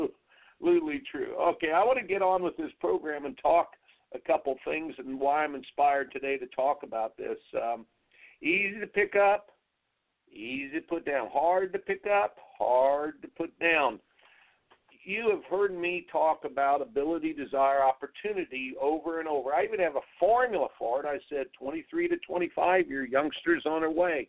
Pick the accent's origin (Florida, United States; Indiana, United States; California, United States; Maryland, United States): Indiana, United States; growing up in Indiana